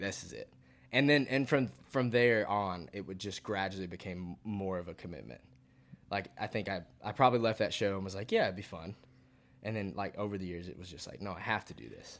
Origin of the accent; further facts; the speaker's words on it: Fayetteville, Georgia, United States; moved away as an adult; also born or lived in Athens, Georgia; now in Nashville, United States; born and raised in Fayetteville, Georgia.